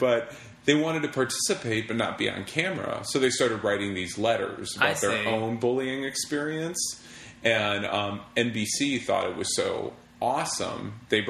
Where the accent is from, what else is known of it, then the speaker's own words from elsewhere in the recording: Wheeling, Illinois, United States; moved away as an adult; also born or lived in Los Angeles; my hometown. Which is... Wheeling, Illinois.